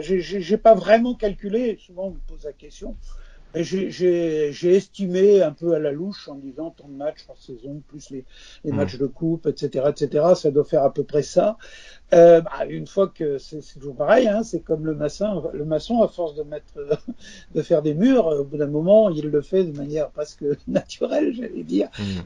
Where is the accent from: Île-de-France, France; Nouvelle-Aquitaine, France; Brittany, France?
Brittany, France; Quimper; j'habitais Quimper déjà, un passage à niveau parce que mes parents étaient à la SNCF